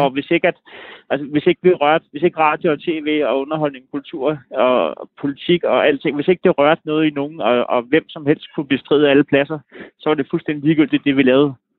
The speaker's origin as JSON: {"language": "Danish", "town": "Næstved", "region": "Zealand", "country": "Denmark", "said": "jeg er jo fra Næstved"}